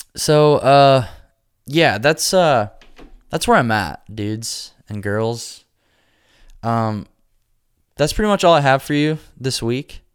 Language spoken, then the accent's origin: English; Nebraska, United States; now in Nashville, United States; I'm from Nebraska.